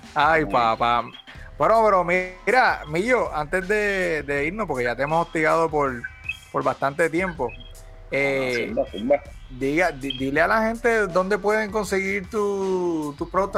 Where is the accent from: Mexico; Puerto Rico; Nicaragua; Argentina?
Puerto Rico; cuando salimos de Puerto Rico